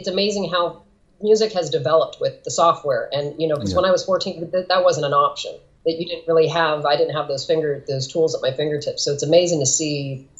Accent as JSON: {"language": "English", "region": "California", "country": "United States", "tie": "born or raised there", "also_born_or_lived": "Portland", "said": "I'm from California, born and raised"}